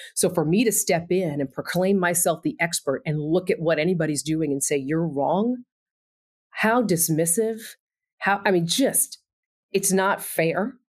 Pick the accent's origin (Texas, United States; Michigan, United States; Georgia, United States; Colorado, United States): Texas, United States; also born or lived in Indiana; now in Bloomington, United States; I am from Texas